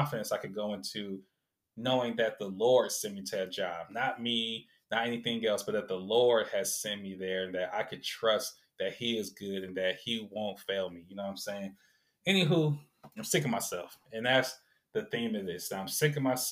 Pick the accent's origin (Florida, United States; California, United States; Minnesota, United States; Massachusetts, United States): California, United States; Sacramento; So many good memories I have of my upbringing growing up in South Sac